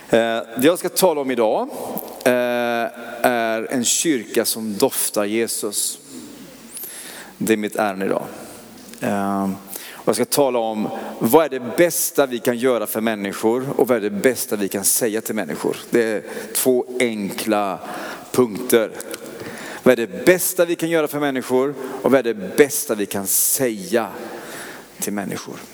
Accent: Oskarshamn, Kalmar County, Sweden; Men jag, jag är inte stockholmare. Men jag kommer från Oskarshamn i Småland. Eh, jag har ingen sån dialekt.

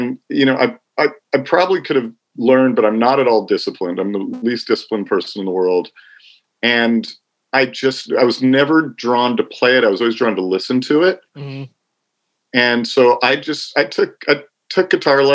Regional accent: Los Angeles, California, United States; I was born in the San Fernando Valley part of Los Angeles. So I'm one of the 6 natives that exists. I grew up out here

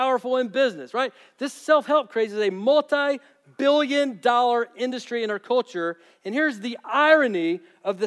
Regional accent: United States; those of us who are here as Americans

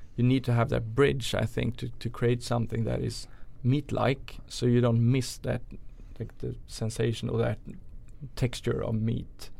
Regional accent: Sweden; also born or lived in New York; chef from Sweden originally

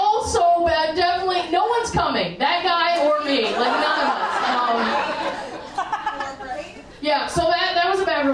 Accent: the South, United States; I grew up in the South

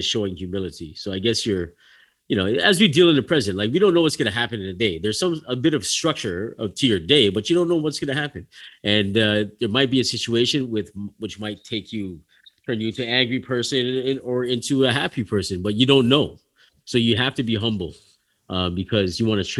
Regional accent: Canada; I'm born in Canada

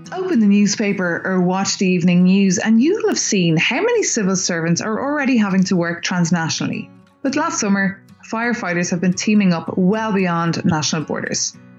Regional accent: Ireland; now in Brussels, Belgium; I'm an Irish reporter in Brussels.

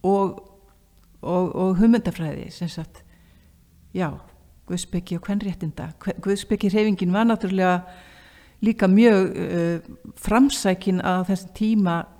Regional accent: Akureyri, Northeastern Region, Iceland; ég var frá Akureyri

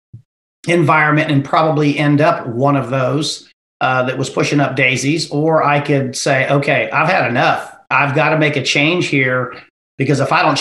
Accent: Ohio, United States; moved away as an adult; also born or lived in Texas; I was born and raised in Ohio, and I lived in the hill country

